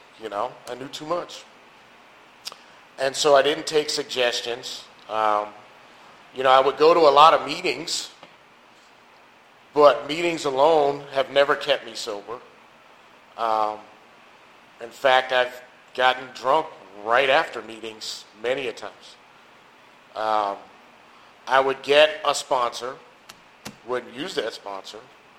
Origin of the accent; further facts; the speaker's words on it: New York City, New York, United States; I'm originally from New York City. Lived a lot of places.